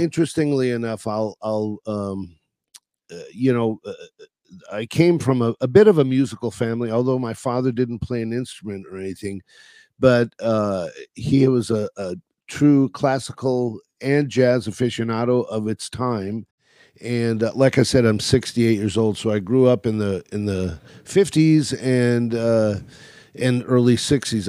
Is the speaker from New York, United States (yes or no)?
no; California, United States; also born or lived in Chicago, Illinois; We moved out to California